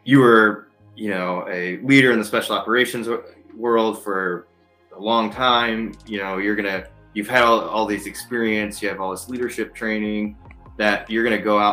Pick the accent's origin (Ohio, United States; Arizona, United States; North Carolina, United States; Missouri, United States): Ohio, United States; Toledo; moved away as an adult; also born or lived in Huron, Ohio; I grew up in Toledo, joined the Army in 2003